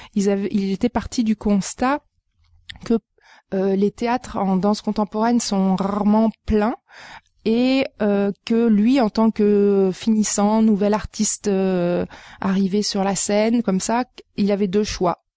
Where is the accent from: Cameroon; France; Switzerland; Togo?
France; now in Montreal, Canada; mon parcours, euh, il commence en France euh, d'où je viens